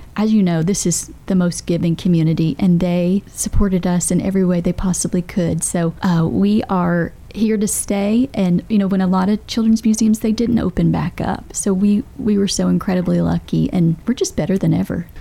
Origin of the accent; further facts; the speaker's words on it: Bedford County, Tennessee, United States; also born or lived in Rutherford County, Tennessee; I grew up in Bedford County where we did not have a lot of resources like we do here in Rutherford County